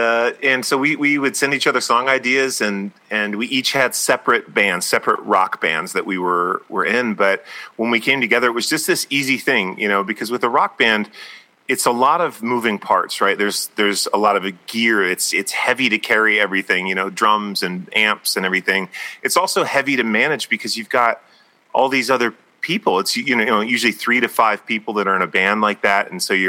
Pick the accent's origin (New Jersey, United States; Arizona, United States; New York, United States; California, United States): Arizona, United States; Tucson; we're from Tucson, Arizona, which is where we're calling in from right now.